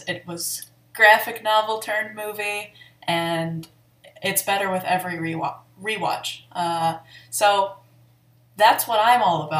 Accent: Grand Blanc, Michigan, United States; I come from the Great White, which is to say Grand Blanc, Michigan. And it was a boring uprising

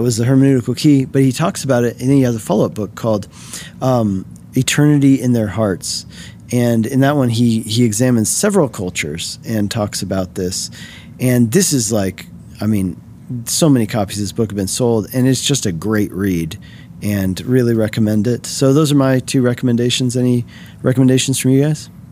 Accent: Colorado, United States; here in my home state of Colorado

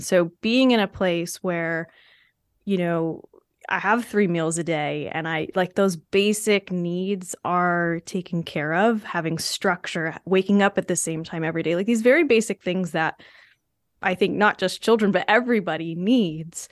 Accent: New Hampshire, United States; my home state school

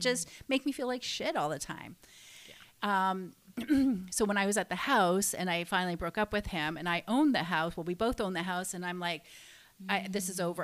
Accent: Canada; I stayed in um, my hometown

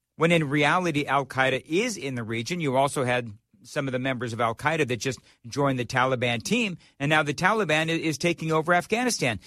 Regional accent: Glendora, California, United States; also born or lived in Los Angeles; now in Nashville, United States; I grew up in Glendora, California.

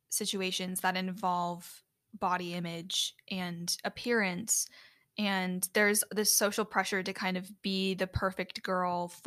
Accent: Chicago, Illinois, United States; originated in my hometown area in the Chicago area.

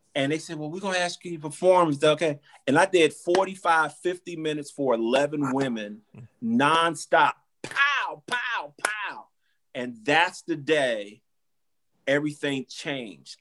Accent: Orlando, Florida, United States; I'm from Orlando

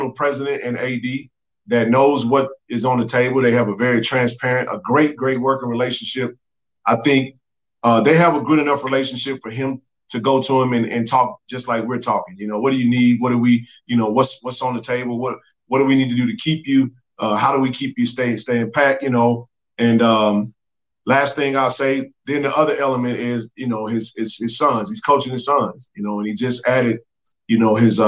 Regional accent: Jackson, Mississippi, United States; Jackson being my hometown

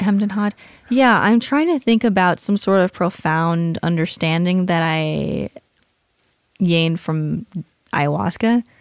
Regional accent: Southern California, United States; moved away as an adult; also born or lived in Hawaii / Washington / Bay Area, California / Colorado; I was born in Hawaii, moved to Washington, moved to California, grew up in Southern California.

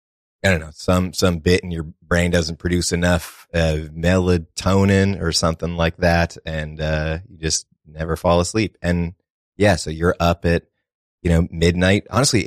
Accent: Massachusetts, United States; I'm from Massachusetts originally, an area called known as like the little five college area, a lot of colleges around it. It's, you know, it's a nice little spot, very woodsy, you know. Grew up in the middle of a big, like, 100-acre woods

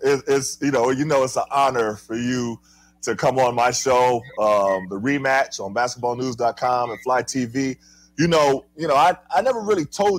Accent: Harlem, New York, United States; born there; I'm going back and forth to Harlem because I was born in Harlem.

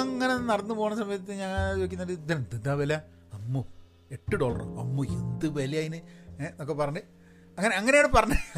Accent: North India, India; moved away; ഞാനൊക്കെ ഈ നോർത്തിലൊക്കെ ജനിച്ച് പഠിച്ച് കുറച്ചൊക്കെ മലയാളം അറിയുന്ന ആൾക്കാർ

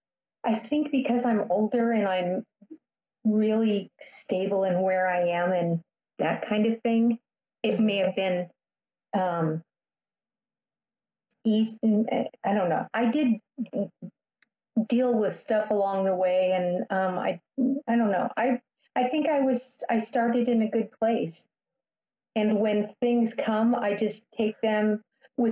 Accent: Midwest, United States; I grew up in the Midwest

